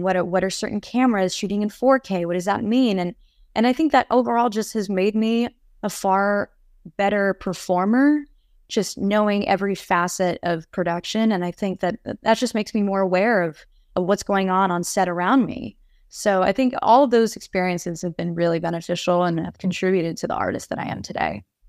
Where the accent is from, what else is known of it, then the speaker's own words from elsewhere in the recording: New York, United States; moved away as an adult; now in Los Angeles, United States; growing up in New York, there's just so much rich culture